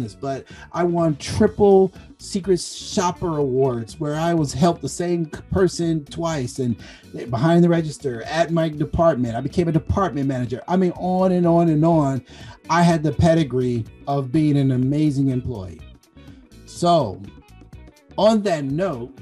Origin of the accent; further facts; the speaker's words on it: Compton, California, United States; I grew up in Compton